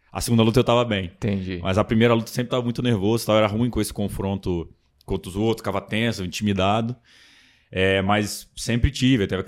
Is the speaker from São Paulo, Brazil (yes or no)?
no; Brasília, Federal District, Brazil; puxo o S, mas sou de Brasília, minha família é toda do Rio.